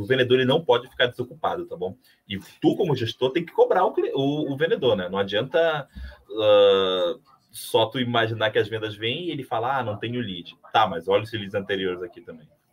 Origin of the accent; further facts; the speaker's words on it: Amapá, Brazil; now in Rio Grande do Sul, Brazil; Eu vim de outro estado, vim do Amapá